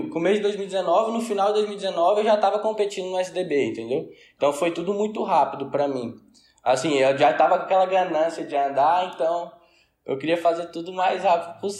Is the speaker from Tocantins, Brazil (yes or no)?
yes; Tocantins, Brazil; nasci aqui no Tocantins.